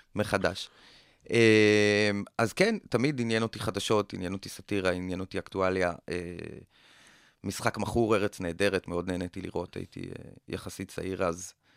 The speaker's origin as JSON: {"language": "Hebrew", "town": "Kokhav Yair", "region": "Central District", "country": "Israel", "tie": "born or raised there", "also_born_or_lived": "Tel Aviv", "moved": "yes", "said": "גדלתי בכוכב יאיר, בכוכב יאיר עד מגיל מסוים אין לך כל כך מה לעשות שם. אז עברנו ככה כמה חברים לתל אביב"}